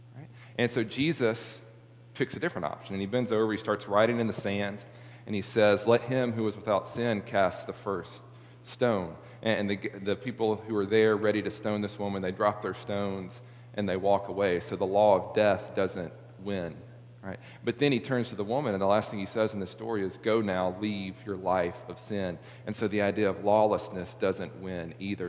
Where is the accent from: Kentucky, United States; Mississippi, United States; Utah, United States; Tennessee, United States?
Tennessee, United States; Middle; now in Memphis, United States; I came from Middle Tennessee